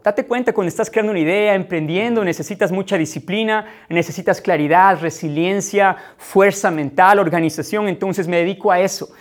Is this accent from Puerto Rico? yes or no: no; Ecuador; now in Ukraine; vivimos en Ucrania, somos ecuatorianos